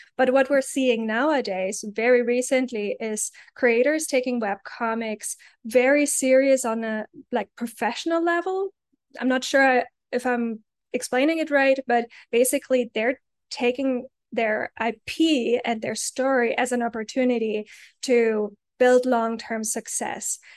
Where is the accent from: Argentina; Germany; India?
Germany; moved away; I grew up in Germany.